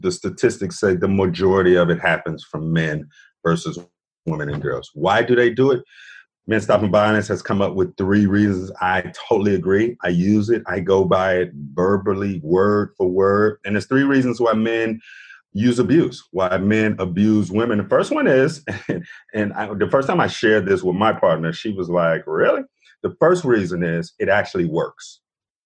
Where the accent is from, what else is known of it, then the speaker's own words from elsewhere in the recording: Chicago, Illinois, United States; moved away as an adult; now in Atlanta, United States; I'm born and raised in Chicago